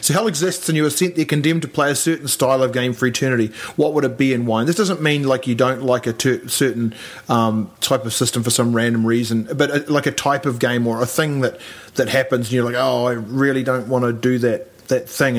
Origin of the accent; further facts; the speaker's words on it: New Zealand; Well, I know I'm a New Zealander actually, and or English even.